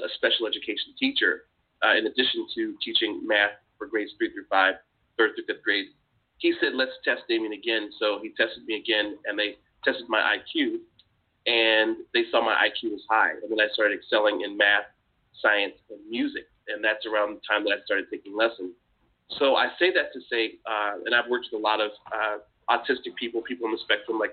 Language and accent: English; Augusta, Georgia, United States; moved away as an adult; also born or lived in Washington, D.C.; I grew up in Georgia, in Augusta